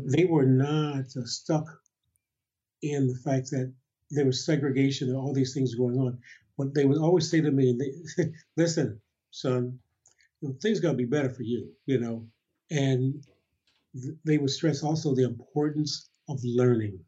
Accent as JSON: {"language": "English", "town": "Detroit", "region": "Michigan", "country": "United States", "tie": "born or raised there", "also_born_or_lived": "Montgomery, Alabama / Chicago", "said": "when I was nine, the family then moved to Detroit"}